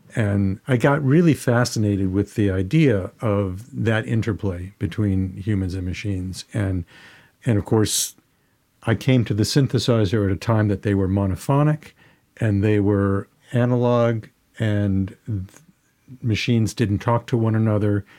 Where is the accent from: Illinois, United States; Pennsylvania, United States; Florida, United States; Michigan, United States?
Michigan, United States; Detroit; moved away; I grew up in Detroit and, uh, around great Motown artists.